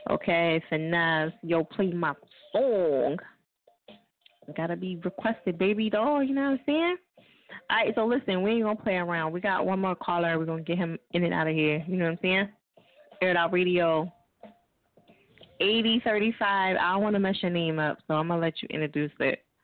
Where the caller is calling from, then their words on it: Portland, Oregon, United States; I'm calling from Oregon, Portland, Oregon.